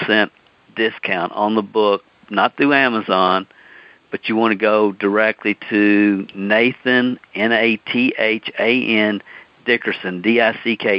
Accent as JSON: {"language": "English", "region": "the South", "country": "United States", "accent": "southern", "said": "my southern accent"}